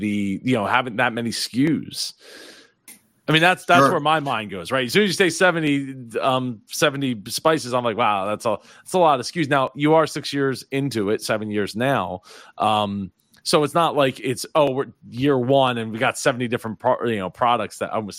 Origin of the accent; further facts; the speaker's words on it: Philadelphia, Pennsylvania, United States; while I'm not from New York, I'm from the Philly area